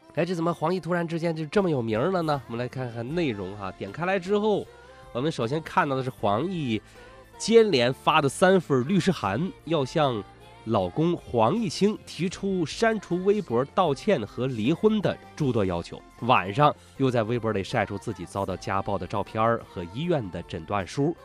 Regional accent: China; 我们中国人

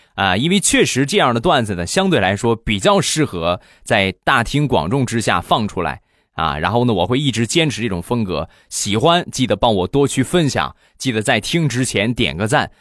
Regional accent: Rizhao, Shandong, China; 我们家乡的特产日照绿茶

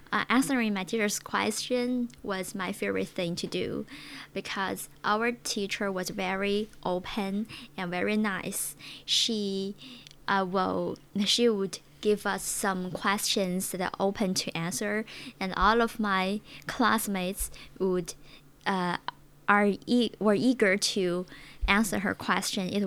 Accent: Hebei, China; English is a second language; my hometown is a very small place located located in Hebei province.

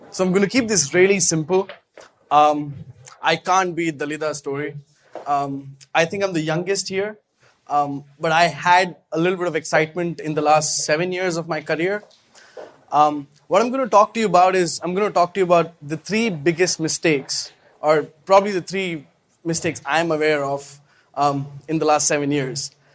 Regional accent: India; I come from India

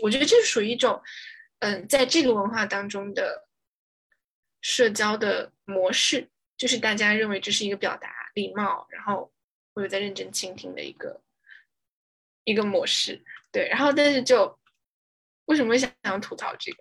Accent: China; moved away as an adult; now in United States; 我是来自中国的

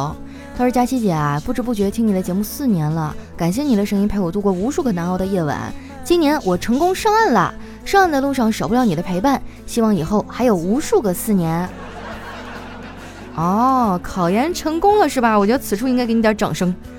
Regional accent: Qitaihe, Heilongjiang, China; moved away; 老乡啊，七台河。哎呀，我都好久没有回去了

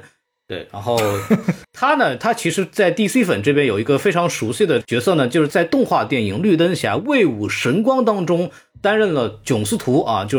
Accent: China; 这样，我们中国人民就能看到，我们不是不愿意引进，只是你们质量不过关。

